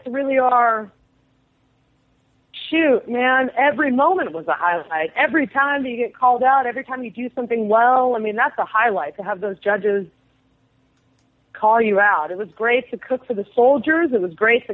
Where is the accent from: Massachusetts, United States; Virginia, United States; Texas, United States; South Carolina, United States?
Texas, United States; San Angelo; now in Brooklyn, United States; My hometown is San Angelo